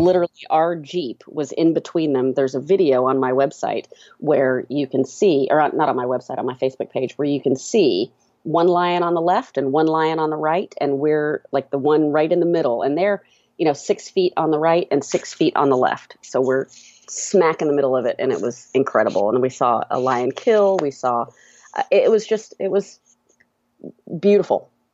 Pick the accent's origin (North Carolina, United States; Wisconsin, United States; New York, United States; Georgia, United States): Georgia, United States; Atlanta; we're from Atlanta. uh, I live just inside of two eighty-five and kind of, uh, middle Atlanta